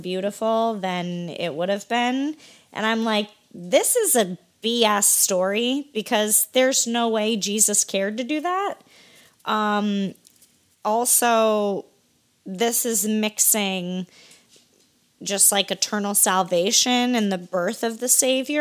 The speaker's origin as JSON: {"language": "English", "region": "Iowa", "country": "United States", "tie": "born or raised there", "said": "when I was a youngster growing up in Iowa"}